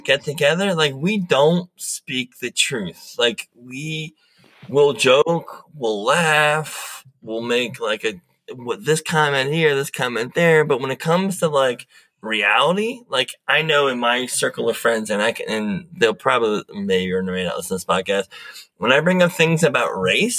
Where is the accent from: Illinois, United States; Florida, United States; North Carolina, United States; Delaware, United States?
Delaware, United States; I'm come from the Mid-Atlantic, Delaware.